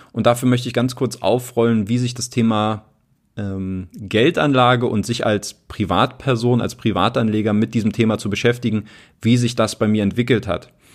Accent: Berlin, Germany; moved away as an adult; also born or lived in Italy / England / Ilmenau; Ich komme aus Berlin. Ich bin in Berlin aufgewachsen

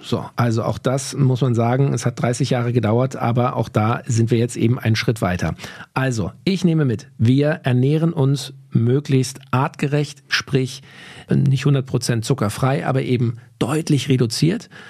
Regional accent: Berlin, Germany; da, wo ich aufgewachsen bin, in Berlin-Kaulsdorf

